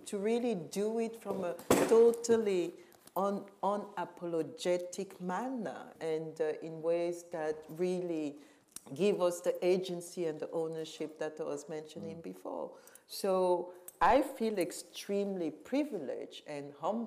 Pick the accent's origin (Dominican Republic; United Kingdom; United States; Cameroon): Cameroon; moved away; also born or lived in Western Europe; I was born and raised in Cameroon